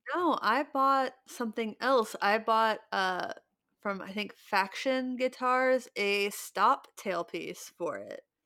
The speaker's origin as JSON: {"language": "English", "region": "Ohio", "country": "United States", "tie": "born or raised there", "said": "I grew up in Ohio"}